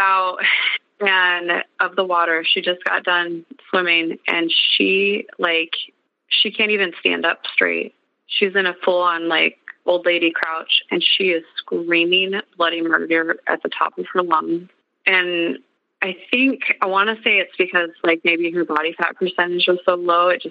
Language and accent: English; Montana, United States; I'm from Montana.